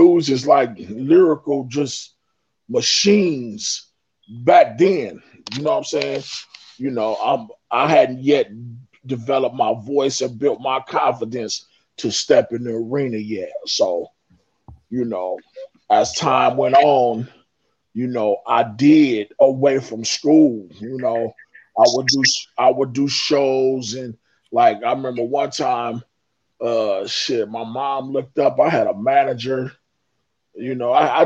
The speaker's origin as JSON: {"language": "English", "town": "Inglewood", "region": "California", "country": "United States", "tie": "born or raised there", "said": "I'm from Inglewood, California"}